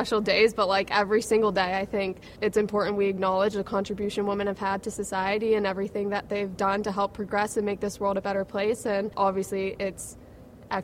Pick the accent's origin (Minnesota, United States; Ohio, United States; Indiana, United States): Ohio, United States; Cincinnati; moved away as an adult; now in Manchester, United Kingdom; my hometown, Cincinnati